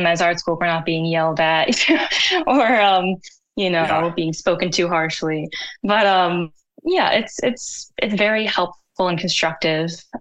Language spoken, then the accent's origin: English; United States; growing up in America